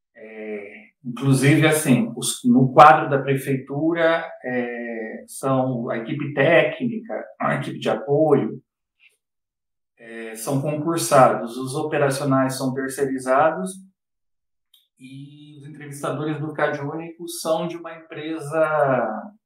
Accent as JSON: {"language": "Portuguese", "town": "Campinas", "region": "São Paulo", "country": "Brazil", "tie": "born or raised there", "said": "na extrema periferia de Campinas, que é o lugar onde eu cresci"}